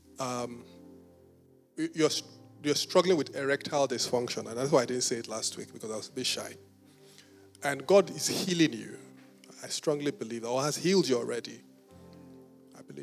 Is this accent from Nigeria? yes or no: yes; Benin City, Edo, Nigeria; I was born in Benin City